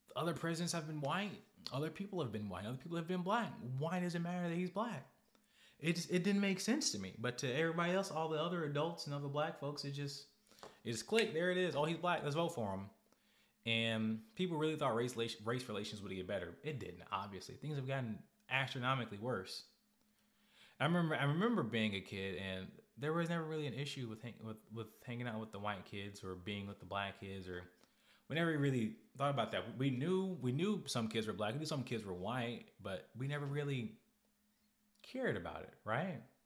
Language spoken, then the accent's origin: English; Arkansas, United States; we are from Arkansas